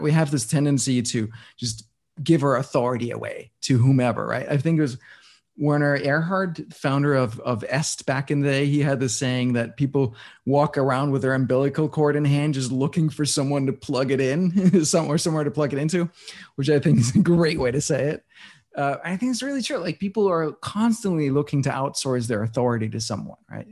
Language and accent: English; Denmark; moved away; I was born and raised in Denmark